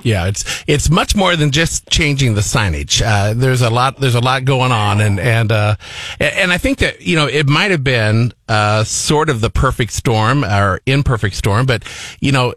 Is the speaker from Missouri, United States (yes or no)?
yes; Liberty, Missouri, United States; now in Columbia, United States; my family's from Liberty.